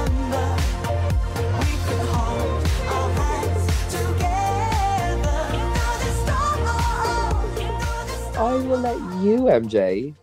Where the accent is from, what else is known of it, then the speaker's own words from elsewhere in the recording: Ireland; I am from Ireland